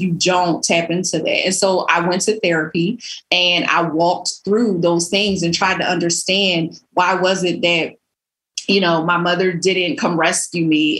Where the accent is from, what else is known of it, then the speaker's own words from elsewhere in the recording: Philadelphia, Pennsylvania, United States; when I was young growing up in Philly